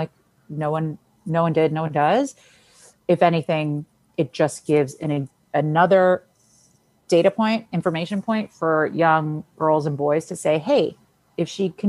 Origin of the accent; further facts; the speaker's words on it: Argentina; I never led with, I'm from Argentina, I'm a Latina, like whatever.